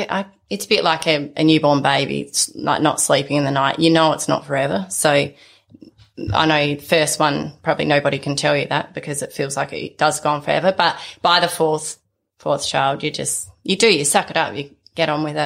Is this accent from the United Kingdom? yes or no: no; sheep station just north of Port Augusta, South Australia, Australia; now in Peak Station, Australia; I grew up on a sheep station just north of Port Augusta spent my whole childhood there